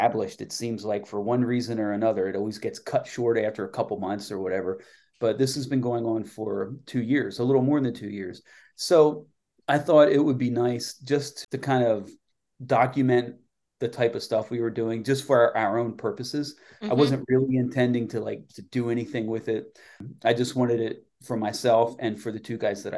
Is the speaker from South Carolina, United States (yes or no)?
no; Lancaster, Pennsylvania, United States; my hometown of Lancaster, PA